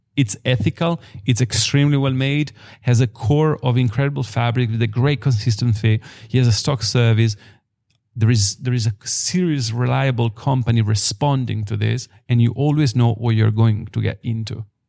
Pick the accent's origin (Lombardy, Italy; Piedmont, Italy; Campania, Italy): Piedmont, Italy; Biella; I'm born and raised in Biella